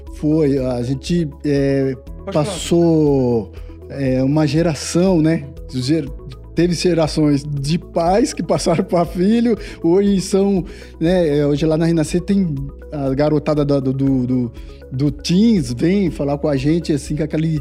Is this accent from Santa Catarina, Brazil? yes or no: no; Diadema, São Paulo, Brazil; a gente nasceu em, é, em Diadema, num, num, bairro chamado Guacuri, bem muito simples